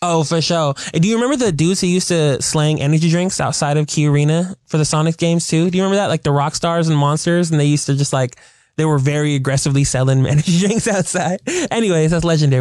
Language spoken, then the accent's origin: English; Seattle, Washington, United States; as a kid growing up in Seattle playing baseball